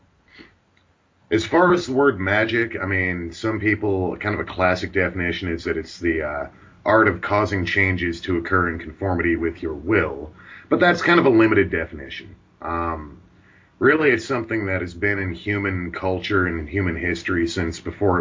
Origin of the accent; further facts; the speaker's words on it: Pacific Northwest, United States; growing up in the Pacific Northwest